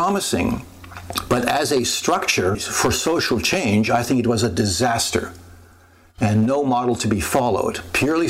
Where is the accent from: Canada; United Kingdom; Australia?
Canada; I, as a Canadian